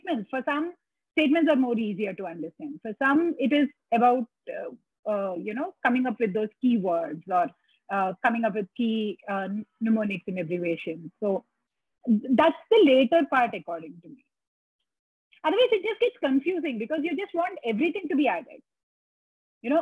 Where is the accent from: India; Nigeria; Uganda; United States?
India